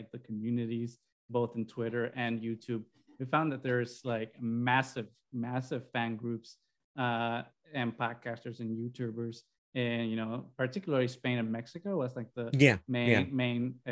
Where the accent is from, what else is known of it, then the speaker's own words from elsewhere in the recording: Puerto Rico; growing up in Puerto Rico and having like that bilingual upbringing